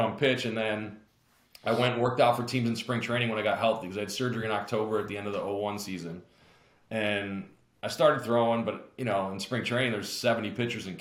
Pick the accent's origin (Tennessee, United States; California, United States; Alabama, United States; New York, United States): New York, United States; Syracuse; I come back to Syracuse, not to bury my hometown